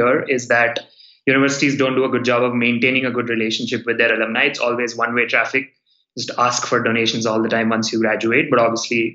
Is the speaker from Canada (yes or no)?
no; India; I'm from India. I went to school in India